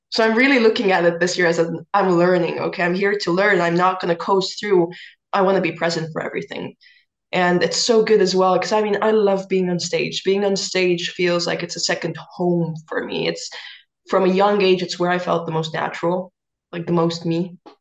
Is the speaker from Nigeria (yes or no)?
no; Estonia; I'm a singer from Estonia